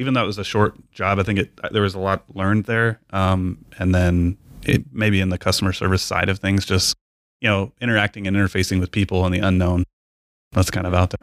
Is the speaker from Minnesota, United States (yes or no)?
no; San Angelo, Texas, United States; also born or lived in Lubbock, Texas / Hobbs, New Mexico; I'm Texas as well, born and raised